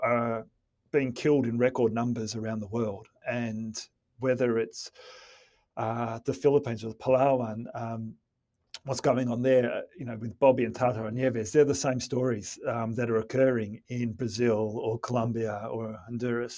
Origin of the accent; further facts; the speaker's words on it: Melbourne, Victoria, Australia; Melbourne International Film Festival, my hometown